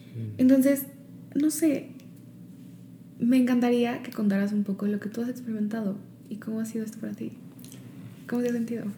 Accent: Mexico; moved away as an adult; also born or lived in Chicago; cuando me mudé de regreso a México, porque cuando me fui de México a Chicago

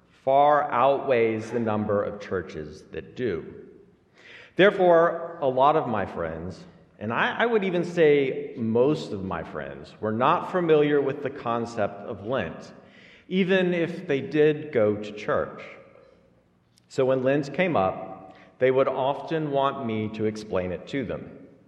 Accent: Alabama, United States; as a Lutheran kid growing up in Alabama

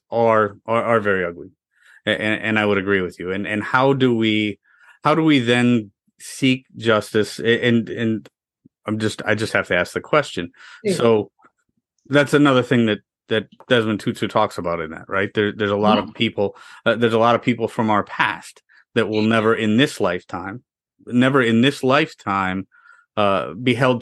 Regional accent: United States; I'm an American. I was born here. I've been here my whole life

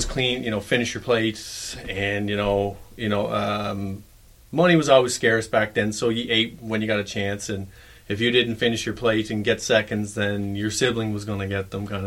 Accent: Bear River, Prince Edward Island, Canada; I'm originally from Bear River, Prince Edward Island, which is down east

